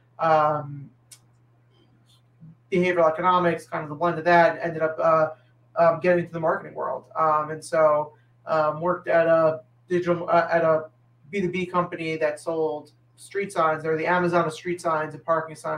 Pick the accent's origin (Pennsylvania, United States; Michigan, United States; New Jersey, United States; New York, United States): New Jersey, United States; Englewood; also born or lived in Waltham, Massachusetts; I grew up in Englewood, New Jersey